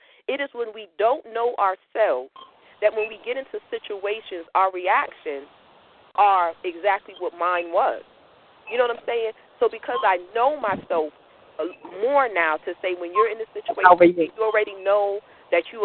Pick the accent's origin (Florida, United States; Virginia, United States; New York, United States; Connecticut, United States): Connecticut, United States; I'm from Connecticut. I grew up in the city